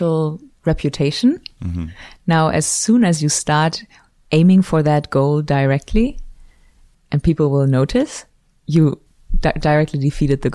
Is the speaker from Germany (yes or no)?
yes; Germany; moved away as an adult; also born or lived in Switzerland; now in Los Angeles, United States; I'm from Germany originally